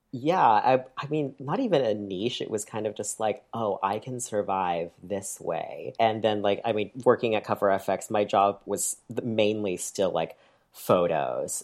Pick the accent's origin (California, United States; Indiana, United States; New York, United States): New York, United States; near Lake Placid, upstate; I grew up in upstate New York